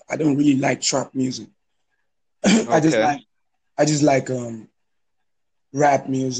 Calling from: Lagos, Nigeria; I'm calling you from Lagos, Nigeria.

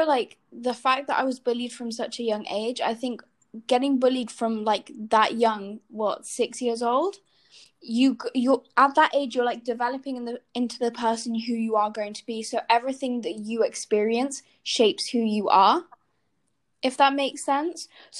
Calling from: Spain; …, and I'm joining from Spain.

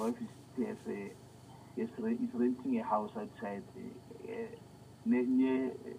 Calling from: Botswana; I'm calling from Swapen. {S1} Yes. {S0} Botswana.

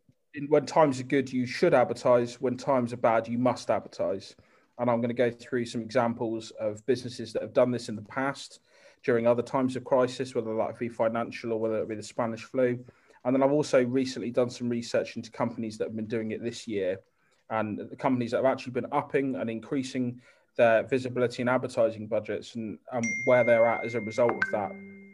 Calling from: South West England, United Kingdom; Hello, everybody. Good afternoon from sunny Cornwall.

